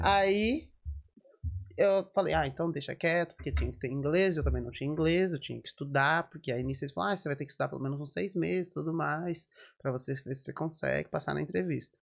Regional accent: Americana, São Paulo, Brazil; moved away as an adult; now in Dublin, Ireland; eu nasci lá e fiquei lá até 2014

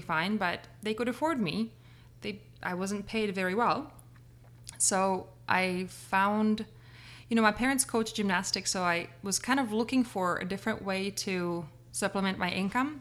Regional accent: Prague, Czechia; moved away as an adult; grew up in Prague.

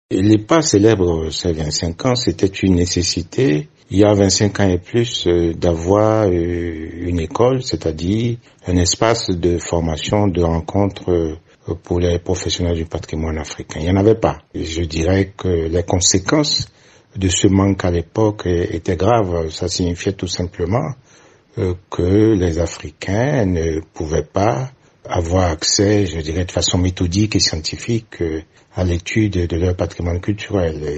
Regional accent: Benin; chez nous au Bénin

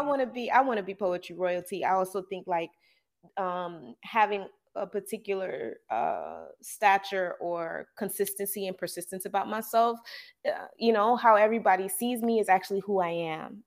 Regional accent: the South, United States; growing up in the South

